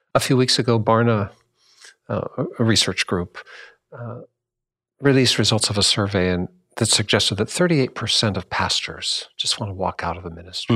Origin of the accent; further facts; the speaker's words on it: Washington, United States; my home state in Washington